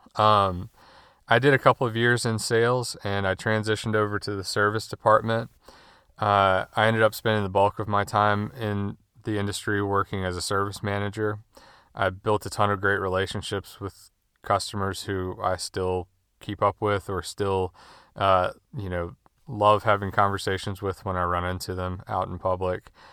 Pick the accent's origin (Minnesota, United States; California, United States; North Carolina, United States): North Carolina, United States; Winston-Salem; I was born and raised in Winston-Salem, North Carolina, where I still live.